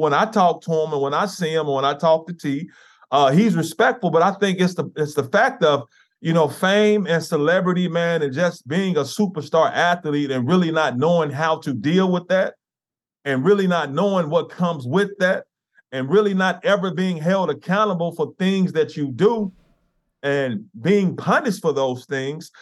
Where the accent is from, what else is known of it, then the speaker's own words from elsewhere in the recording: Memphis, Tennessee, United States; I grew up here in Memphis, in, in the inner, inner city.